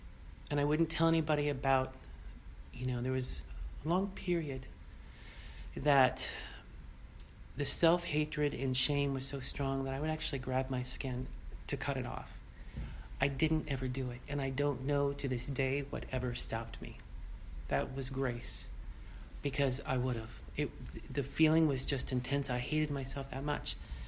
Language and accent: English; Boston, Massachusetts, United States; You know, I came from Boston, the East Coast.